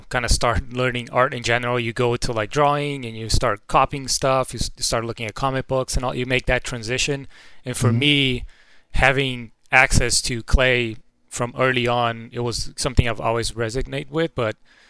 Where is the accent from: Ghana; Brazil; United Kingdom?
Brazil; I'm from Brazil. I grew up in Brazil.